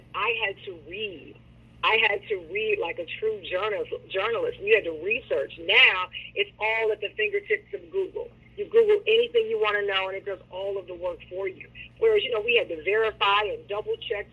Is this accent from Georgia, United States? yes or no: no; Chattanooga, Tennessee, United States; also born or lived in Nashville; I'm originally from Chattanooga, which is, you know, just a stone's throw away from Nashville.